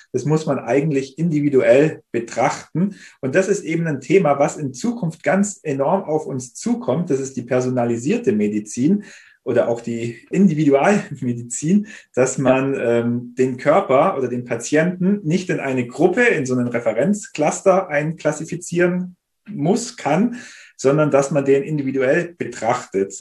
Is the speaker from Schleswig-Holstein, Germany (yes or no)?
no; Isny im Allgäu, Baden-Württemberg, Germany; moved away as an adult; also born or lived in Lake Constance / Konstanz / Switzerland; Ich bin in Isny im Allgäu geboren und habe dort auch eine Ausbildung zum medizinisch-technischen Laborassistenten gemacht.